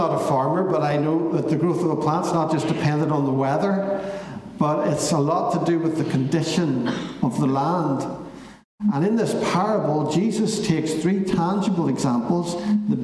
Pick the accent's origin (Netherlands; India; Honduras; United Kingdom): United Kingdom; Belfast, Northern Ireland; when I was growing up in East Belfast.